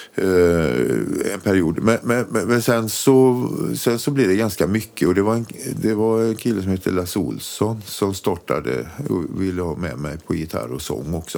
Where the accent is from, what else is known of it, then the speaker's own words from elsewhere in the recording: Borås, Västra Götaland, Sweden; Vi är från Borås från början